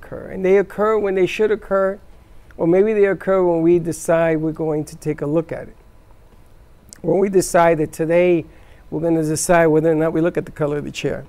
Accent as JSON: {"language": "English", "town": "New York City", "region": "New York", "country": "United States", "moved": "yes", "lives_now": "South Florida, United States", "said": "I come from the South, Bronx. South Bronx."}